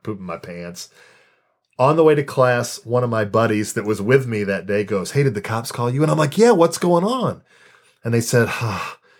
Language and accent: English; Champaign, Illinois, United States; moved away as an adult; also born or lived in Purdue, Indiana / Saginaw, Michigan; I grew up in Champaign, Illinois.